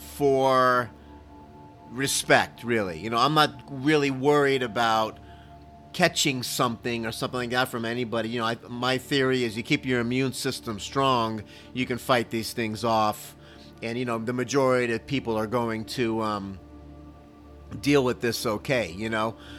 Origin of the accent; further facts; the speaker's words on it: Miami, Florida, United States; now in Dallas, United States; Growing up in Miami